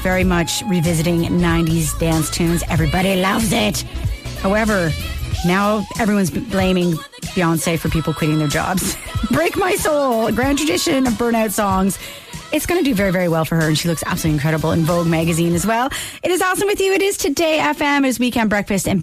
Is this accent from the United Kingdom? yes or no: no; Canada; moved away